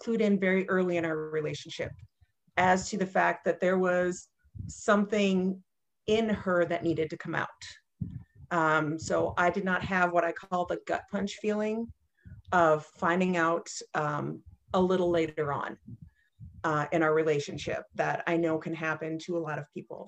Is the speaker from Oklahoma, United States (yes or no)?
no; Northern Minnesota, United States; I grew up in Northern Minnesota in not necessarily a small town, but a smaller town